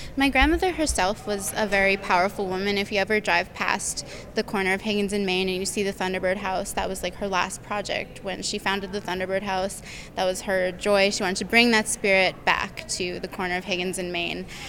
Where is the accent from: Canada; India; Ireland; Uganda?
Canada; Toronto, Ontario; moved away as an adult; now in Winnipeg, Canada; So I'm originally from Toronto. I grew up there